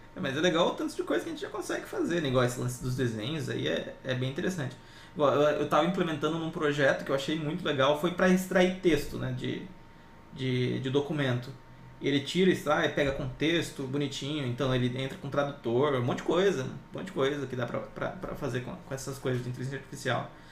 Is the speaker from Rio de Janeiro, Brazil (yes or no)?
no; interior of São Paulo, Brazil; sou do interior de São Paulo